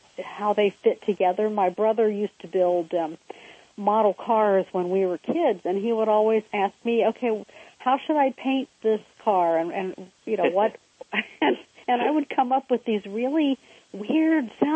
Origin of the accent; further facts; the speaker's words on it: Cincinnati, Ohio, United States; I grew up in Cincinnati